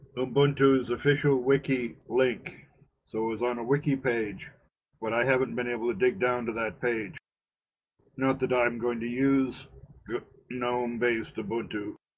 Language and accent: English; West Virginia, United States; also born or lived in Maine; That's because I'm a refugee from West Virginia and Maine.